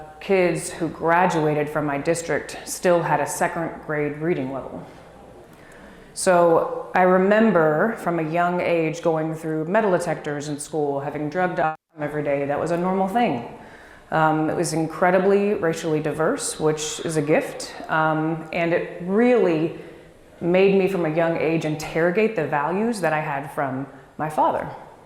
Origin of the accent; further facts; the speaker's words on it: Dallas, Texas, United States; moved away; also born or lived in Washington, D.C.; So when I was young, about 2 years old, we moved to Dallas. And it was there that my brother, sister, and I were raised